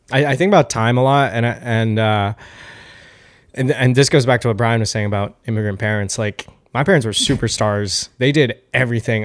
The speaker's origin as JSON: {"language": "English", "region": "New York", "country": "United States", "said": "I'm from New York"}